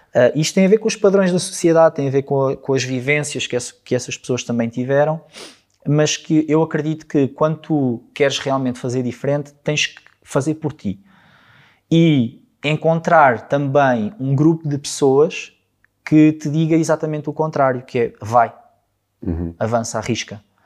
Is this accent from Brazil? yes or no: no; Alcobaça, Centro, Portugal; moved away; eu não sou de cá, eu sou de Alcobaça, sou de uma terra mais pequenina